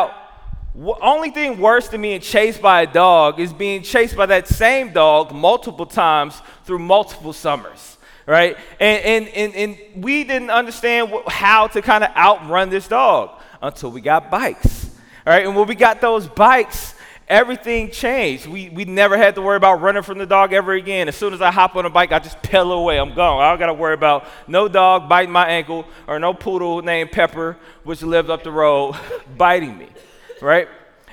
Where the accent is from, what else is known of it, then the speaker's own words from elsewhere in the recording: Jackson, Tennessee, United States; now in Milwaukee, United States; I grew up in Jackson, Tennessee